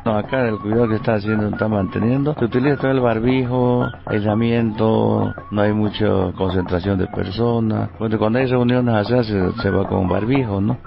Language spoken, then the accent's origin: Spanish; Tumupasa, La Paz, Bolivia; soy nativo aquí de Tumpasa